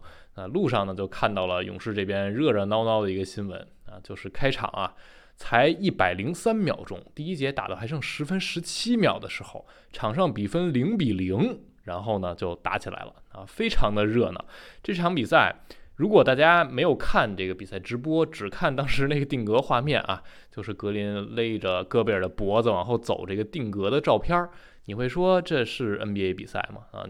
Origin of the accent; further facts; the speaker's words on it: Taichung, Taiwan; 欢迎来到篮球新事，我是台中…。